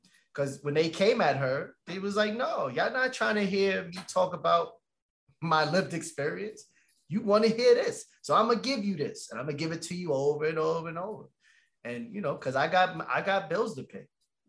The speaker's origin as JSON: {"language": "English", "town": "Boston", "region": "Massachusetts", "country": "United States", "said": "we're from Boston. Boston."}